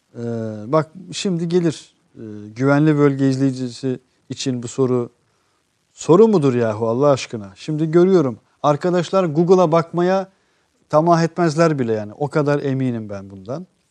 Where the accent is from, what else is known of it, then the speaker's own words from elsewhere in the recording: Kosovo; now in Turkey; evet Kosovalıyım